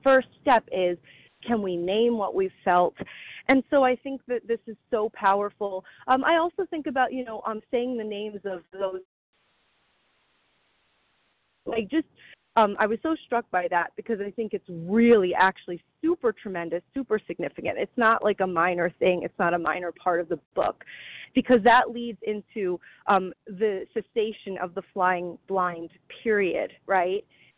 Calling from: New Jersey, United States; from New Jersey.

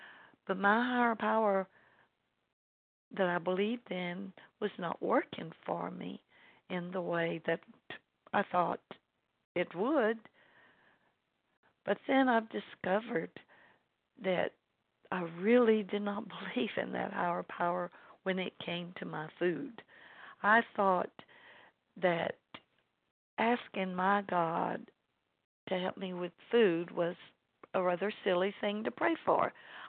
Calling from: LaGrange, Georgia, United States; I'm calling in from LaGrange, Georgia

